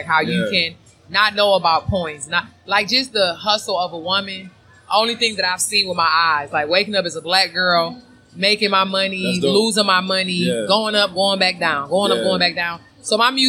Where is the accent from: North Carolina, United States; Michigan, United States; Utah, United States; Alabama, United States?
Michigan, United States; Detroit; my hometown, my roots